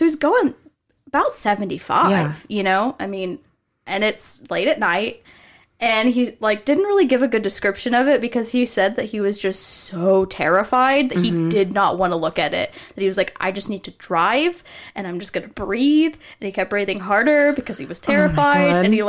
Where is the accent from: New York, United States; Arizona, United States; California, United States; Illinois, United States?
Arizona, United States; so I grew up in Arizona as well as here, and, like, the skinwalker lore out there is treated a little bit differently than it is here.